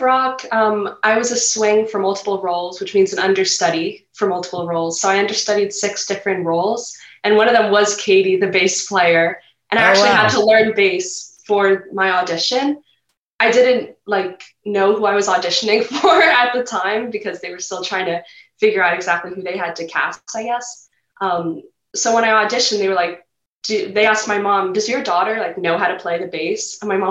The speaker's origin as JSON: {"language": "English", "town": "Setauket", "region": "New York", "country": "United States", "tie": "born or raised there", "said": "So I'm in Setauket. I'm in the Setauket area."}